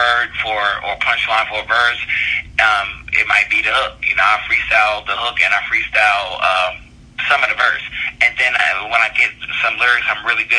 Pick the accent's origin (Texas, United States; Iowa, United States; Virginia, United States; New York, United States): Virginia, United States; Northern; also born or lived in Baltimore, Maryland / Evansville, Indiana; I was born in Baltimore, but I was raised in Northern Virginia